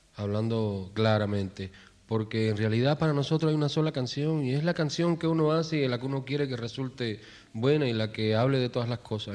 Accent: Cuba; todos somos profesionales como puede ser cualquier profesional en nuestro país

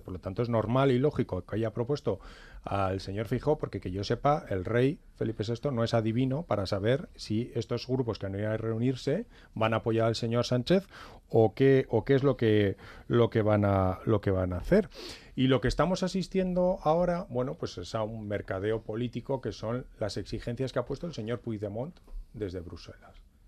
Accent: Navarre, Spain; yo soy navarro, soy español

